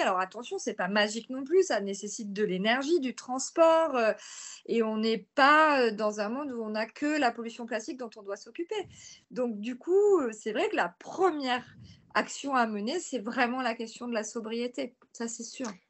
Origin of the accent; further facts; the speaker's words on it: near Marseille, Provence-Alpes-Côte d'Azur, France; je suis originaire de près de Marseille